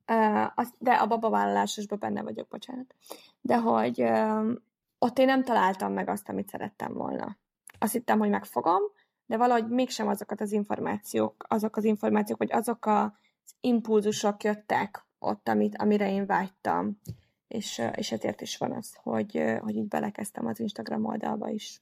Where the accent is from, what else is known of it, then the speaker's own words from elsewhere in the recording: Nyíregyháza, Szabolcs-Szatmár-Bereg, Hungary; az én városomban, tehát ugye én Nyíregyházi vagyok